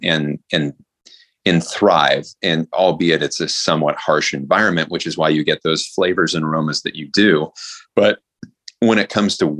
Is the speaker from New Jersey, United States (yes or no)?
no; San Francisco Bay Area, California, United States; I grew up in the San Francisco Bay Area